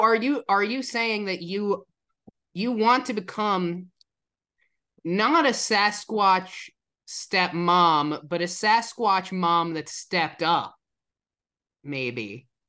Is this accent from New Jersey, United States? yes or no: yes; New Jersey, United States; moved away; also born or lived in Illinois; I'm from New Jersey